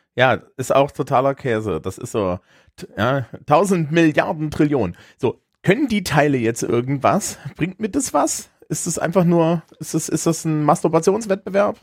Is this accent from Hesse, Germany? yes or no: no; Thuringia, Germany; accent: slight Thuringian; mein leichtdüringer Akzent